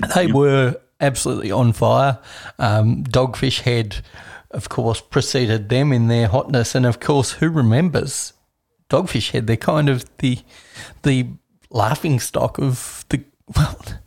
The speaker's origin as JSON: {"language": "English", "country": "Australia", "said": "Me being Australian"}